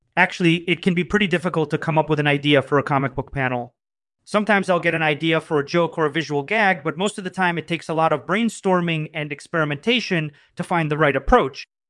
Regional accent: Moscow, Russia; I was born and raised in Moscow.

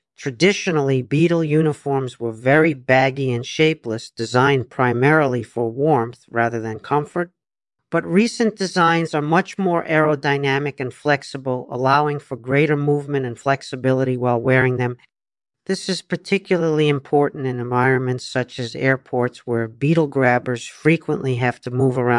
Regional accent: United States; I was born in the United States in 1954, so I grew up in a time when America was still very much a country of immigrants.

